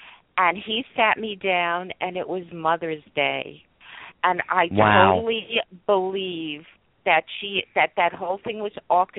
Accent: New York, United States; also born or lived in South Florida

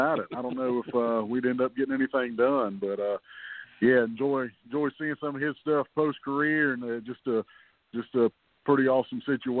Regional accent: West Columbia, South Carolina, United States; I'm from West Columbia, South Carolina. I went to high school at Brooklyn Casey, so I'm an old Bearcat, and played my high school ball down there

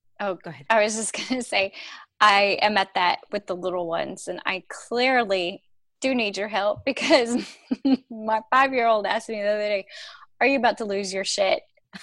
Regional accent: Texas, United States; accent: Texas; here I am with my Texas accent.

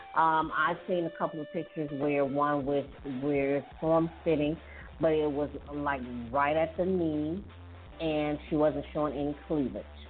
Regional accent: United States; I am an American

